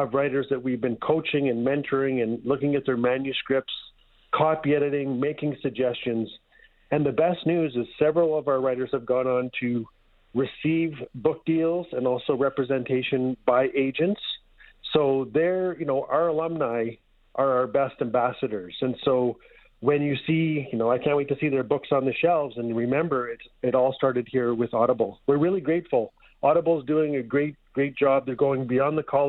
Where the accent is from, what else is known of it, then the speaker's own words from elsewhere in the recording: Fort Smith, Northwest Territories, Canada; moved away as an adult; now in Edmonton, Canada; I'm from Fort Smith, Northwest Territories. We lived in Edmonton for over 10 years.